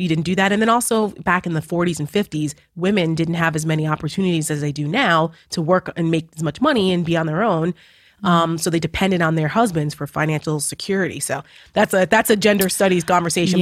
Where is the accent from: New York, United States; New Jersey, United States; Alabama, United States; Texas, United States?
New Jersey, United States; moved away as an adult; now in Washington, D.C. area, United States; I'm from Jersey